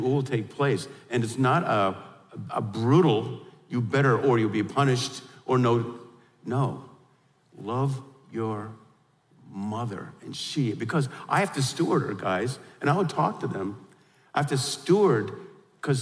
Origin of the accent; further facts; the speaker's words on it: New York, United States; we're from New York, I grew up in the whole deal